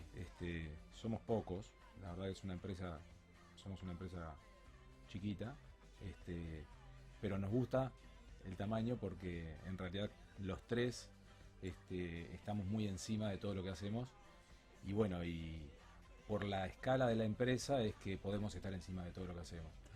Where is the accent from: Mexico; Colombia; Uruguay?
Uruguay; moved away as an adult; now in Rosario, Argentina; yo no, soy no soy rosarino, yo soy uruguayo, en realidad vivo en Rosario hace 18 años